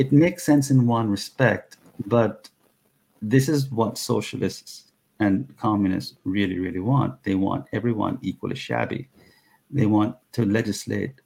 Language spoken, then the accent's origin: English; Jamaica; now in United States; my Jamaican countryman Usain Bolt